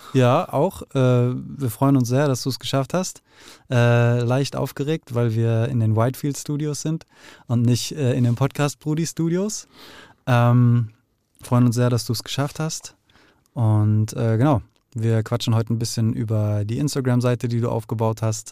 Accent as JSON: {"language": "German", "town": "Frankfurt", "region": "Hesse", "country": "Germany", "tie": "born or raised there", "also_born_or_lived": "Netherlands", "said": "aufgewachsen im Westend, dann nach Holland, dann kurz, ganz, ganz kurz Sachsenhausen, dann Nordend"}